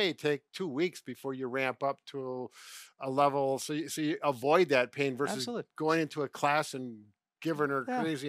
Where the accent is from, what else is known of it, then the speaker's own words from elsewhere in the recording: Wisconsin, United States; Well, you know, we're from Wisconsin. It's just part of the culture.